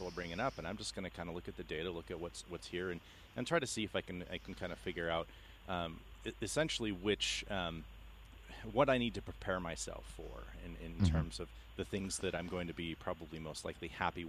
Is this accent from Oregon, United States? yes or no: yes; Oregon, United States; also born or lived in California / Seattle, Washington; Lived in California first 10 years of my life, and then Oregon until I graduated high school